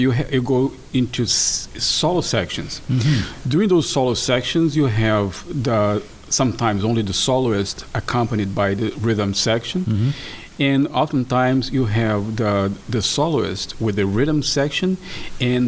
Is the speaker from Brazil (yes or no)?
yes; Brazil; moved away; my home country, Brazil.